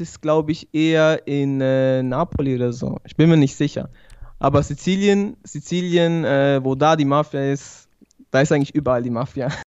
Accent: Switzerland; also born or lived in Sicily (father's origin) / Bari (mother's origin); ich komme aus der Schweiz, wohne in Basel.

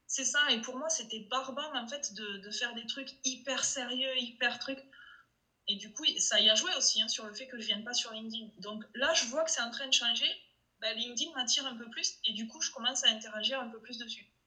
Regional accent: Toulouse, Occitania, France; accent: Toulouse; mon accent de Toulouse

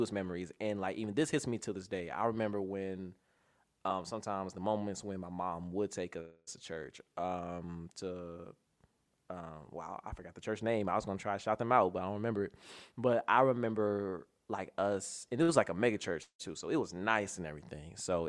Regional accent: Cleveland, Ohio, United States; Born and raised in Cleveland, Ohio

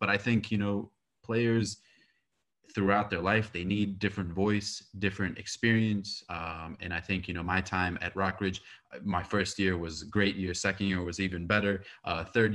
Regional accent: United States; I'm born and raised in America

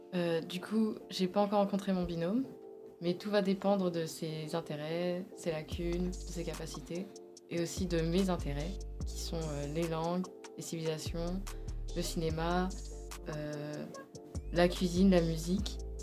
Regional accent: Wilson, Grand Est, France; also born or lived in Cernay / quartier Europe (likely Reims); j'ai grandi à Wilson, euh, puis ensuite j'ai déménagé à Cernay, près du quartier Europe, et j'ai été scolarisée là-bas

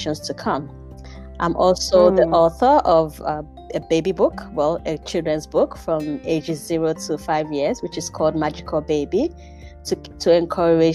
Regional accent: Nigeria; also born or lived in United Kingdom; now in Mannheim, Germany; growing up in Nigeria, and every Friday before I went to boarding school

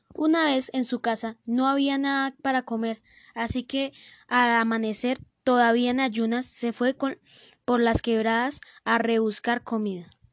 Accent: Colombia; en el norte de nuestro país, Colombia

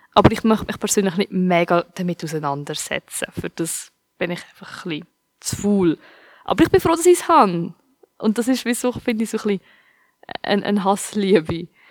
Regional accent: Switzerland; ich bin in der Schweiz aufgewachsen

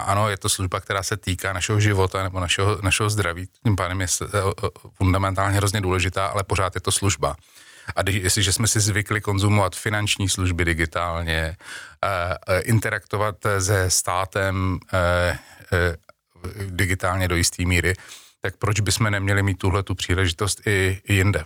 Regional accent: Czechia; Češi jako, jako Češi máme národní sport

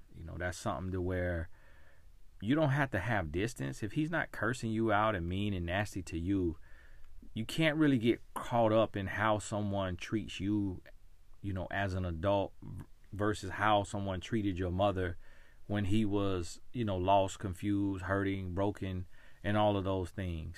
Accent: United States; my story of being American, born in America

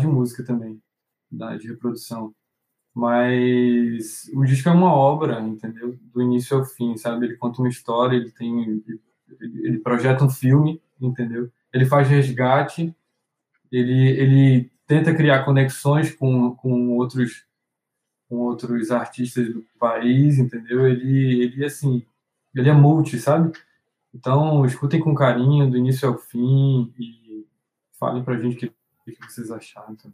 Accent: Manaus, Amazonas, Brazil; a gente vinha de Manaus

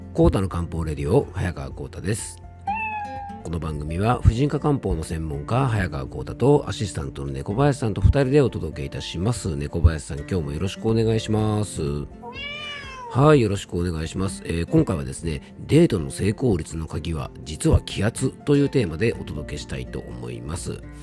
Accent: Hirose, Yamanashi, Japan; この地元の広瀬

